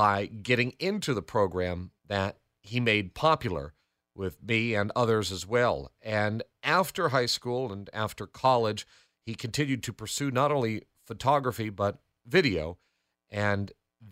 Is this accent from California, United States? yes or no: no; Andover, Connecticut, United States; I'm from Andover